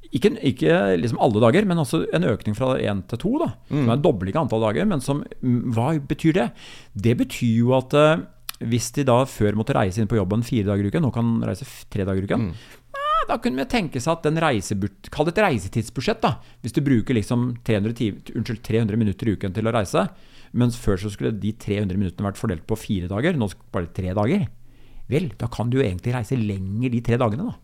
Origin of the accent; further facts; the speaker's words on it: Larvik, Vestfold, Norway; min hjemby Larvik